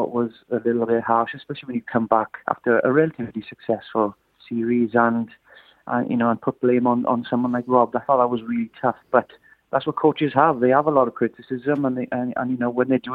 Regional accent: Wales, United Kingdom; as a Welshman

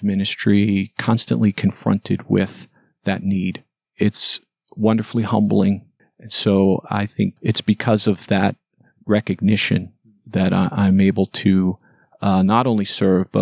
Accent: New York, United States; now in Wheaton, United States; I'm a paisano from New York who's been saved by God's grace

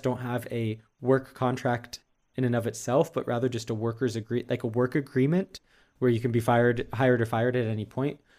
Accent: United States; moved away as an adult; now in Europe; being an American working in the tech industry in Europe

